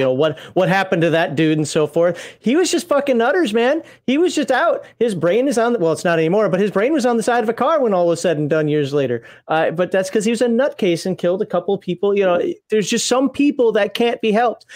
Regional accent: Minnesota, United States; now in Alabama, United States; I'm from Minnesota

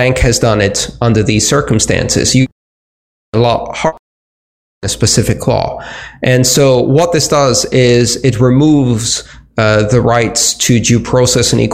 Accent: Greece; moved away; where I grew up in Greece

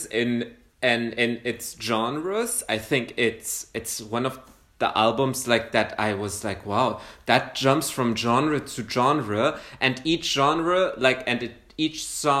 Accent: Saudi Arabia; now in Germany; I grew up in Saudi Arabia

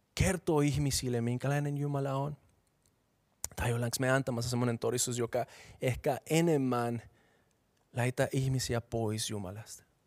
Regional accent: Bogotá, Colombia; Finnish is a second language; moved away as an adult; now in Finland; mä oon kasvanut Bogotassa, joka on kaupunki, joka sijaitsee 2600 metriä korkeudella

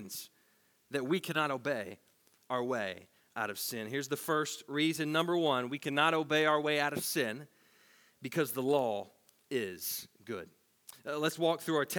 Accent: Tennessee, United States; As a teenager growing up in Tennessee

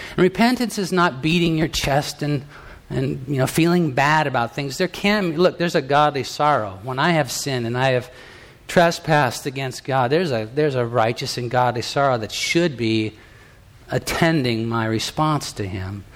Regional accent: United States; I'm an American. I'm, I'm you know, from the United States of America

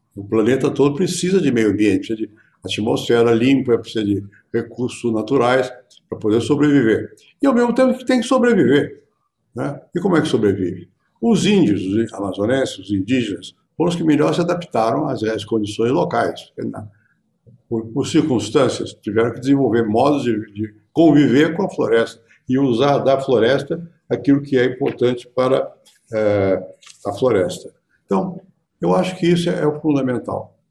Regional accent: Rio de Janeiro, Brazil; eu nasci no Rio

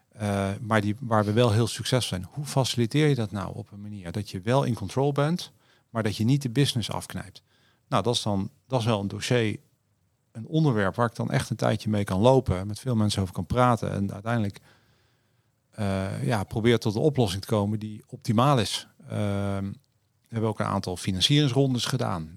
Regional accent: Netherlands; we als Nederlander

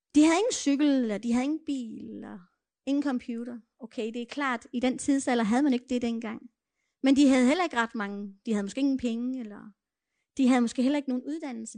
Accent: Denmark; first language Danish; jeg var dansker

